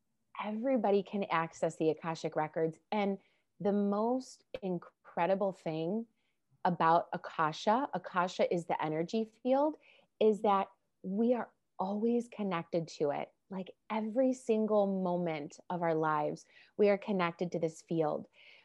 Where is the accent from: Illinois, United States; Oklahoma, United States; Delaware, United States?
Illinois, United States; Chicago; now in Los Angeles, United States; I moved out to Los Angeles from Chicago. And when I did, I felt like I really had the permission to start exploring even deeper, you know, because I no longer was living with my parents.